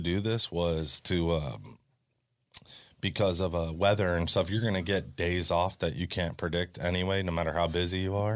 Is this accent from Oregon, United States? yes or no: no; Hollywood, Florida, United States; growing up in Hollywood, every single house is right on top of each other